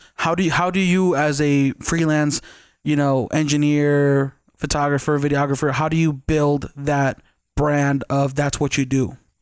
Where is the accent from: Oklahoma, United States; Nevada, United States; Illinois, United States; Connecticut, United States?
Nevada, United States; Las Vegas; first language Spanish; English is a second language; also born or lived in East Los Angeles / Tijuana area, Baja California; I grew up there till about, I was about six, and then we moved to Vegas